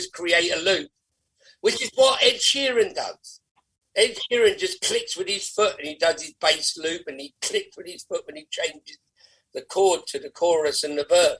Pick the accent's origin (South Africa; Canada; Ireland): Ireland; I like Irish music a lot. I like Ireland. I'm Irish.